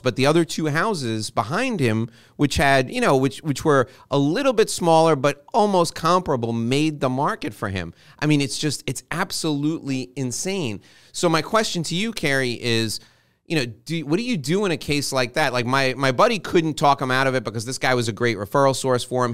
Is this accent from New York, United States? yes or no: yes; New York, United States; I'm born and raised in New York.